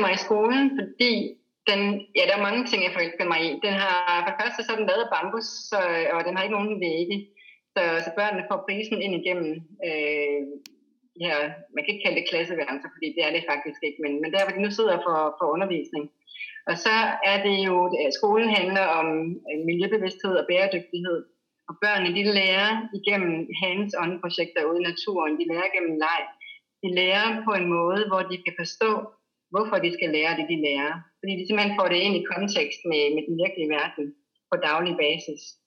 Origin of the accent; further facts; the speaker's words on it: Denmark; moved away as an adult; now in Bali, Indonesia; hjemme i Danmark